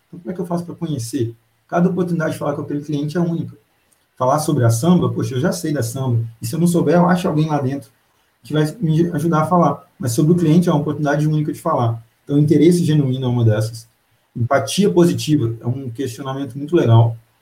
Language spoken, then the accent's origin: Portuguese; Pará de Minas, Minas Gerais, Brazil; now in Belo Horizonte, Brazil; eu sou de Pará de Minas, grande terra